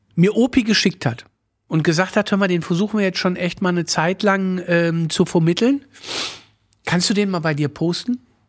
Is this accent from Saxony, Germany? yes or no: no; Moers, North Rhine-Westphalia, Germany; ich komme aus Mörs